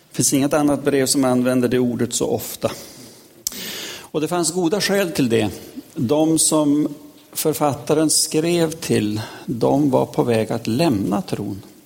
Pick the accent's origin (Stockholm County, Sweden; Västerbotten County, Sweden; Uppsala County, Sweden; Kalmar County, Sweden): Västerbotten County, Sweden; jag lärde mig hemma i Västerbotten